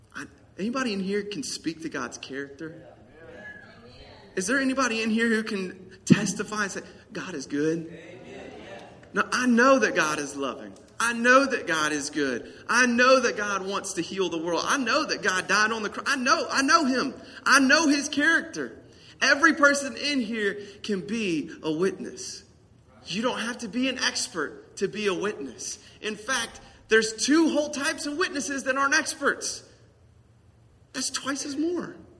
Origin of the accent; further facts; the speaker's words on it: the South, United States; accent: country